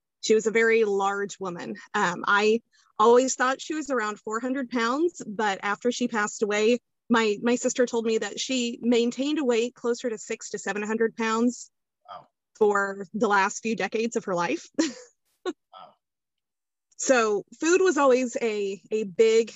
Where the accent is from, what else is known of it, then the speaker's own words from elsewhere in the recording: Kansas, United States; I am from Kansas